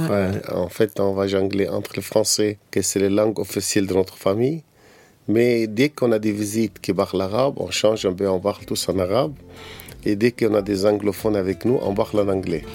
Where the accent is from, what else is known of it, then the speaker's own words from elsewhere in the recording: Egypt; j'ai grandi dans, sur une île, dans les en Égypte, dans une famille copte traditionnelle